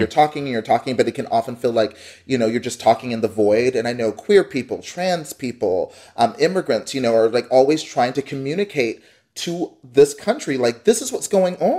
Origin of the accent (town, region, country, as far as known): Dallas, Texas, United States; born or raised there; moved away as an adult; now in Columbus, United States